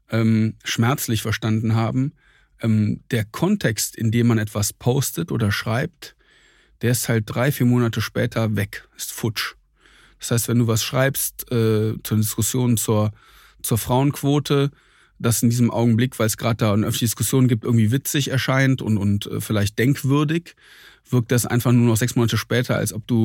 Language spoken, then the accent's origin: German; Troisdorf, North Rhine-Westphalia, Germany; eine kleine hessische Stadt äh, neben Siegburg und Köln.